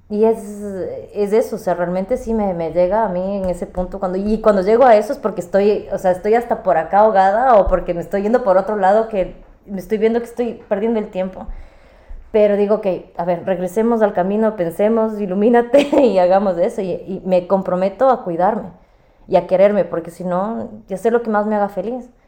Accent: Ecuador; moved away; Cuando me vine de Ecuador

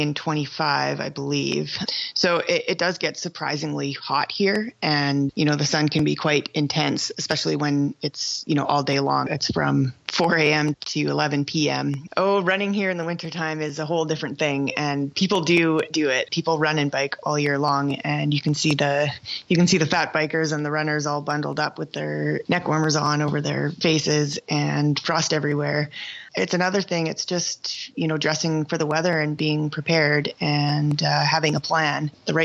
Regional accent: Whitehorse, Yukon, Canada; moved away as an adult; also born or lived in British Columbia; I grew up here, went to elementary school, high school

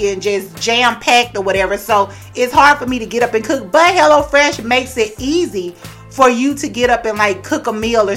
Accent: the South, United States; I grew up in the South

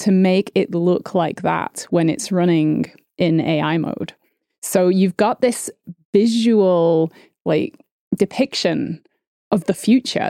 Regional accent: United Kingdom; I'm British

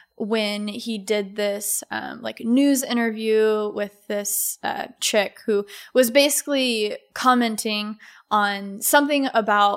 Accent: Texas, United States; now in New York, United States; I'm from Texas

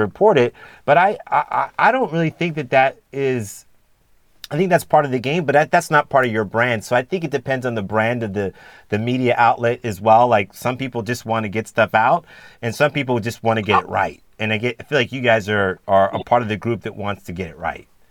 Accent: San Diego, California, United States; I'm from San Diego as well. I grew up in San Diego

